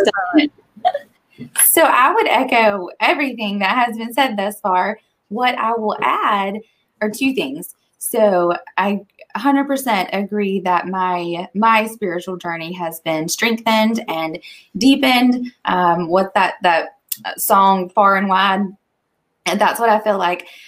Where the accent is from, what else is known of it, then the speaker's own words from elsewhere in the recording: Eastern North Carolina, United States; moved away as an adult; now in Raleigh, United States; I'm originally from Eastern North Carolina. Uh, moved to Raleigh for college, met my husband here.